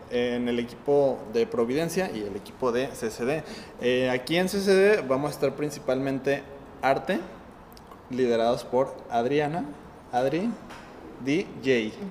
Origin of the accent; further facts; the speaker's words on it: Guanajuato, Mexico; Yo soy de Guanajuato.